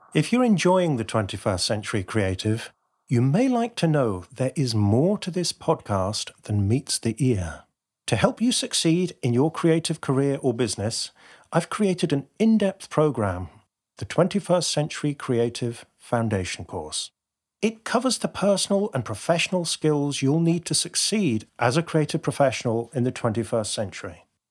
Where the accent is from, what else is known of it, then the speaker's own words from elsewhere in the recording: United Kingdom; being terribly British